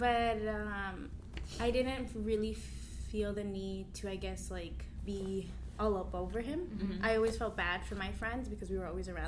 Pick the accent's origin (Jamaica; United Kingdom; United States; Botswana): United States; Long Island, New York; I'm from Long Island.